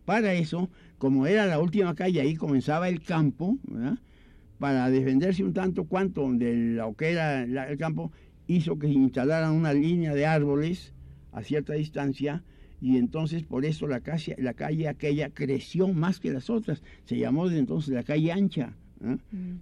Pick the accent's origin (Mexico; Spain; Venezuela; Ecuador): Mexico; Puebla; la última calle de Puebla, que es donde yo nací, nacimos, todos